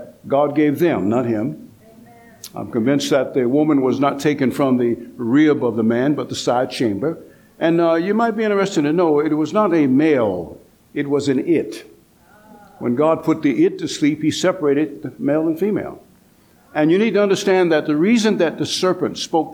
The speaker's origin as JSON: {"language": "English", "town": "Atlanta", "region": "Georgia", "country": "United States", "said": "I come from the South, Atlanta, Georgia."}